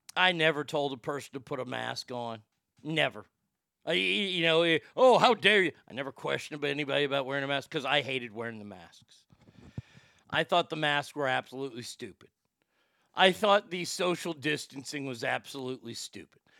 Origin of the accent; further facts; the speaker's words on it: Dallas, Texas, United States; my hometown of Dallas, Texas